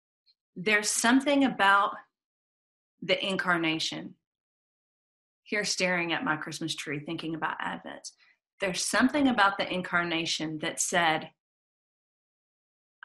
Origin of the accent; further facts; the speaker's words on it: Atlanta, Georgia, United States; I grew up here in Atlanta in a very civil rights oriented city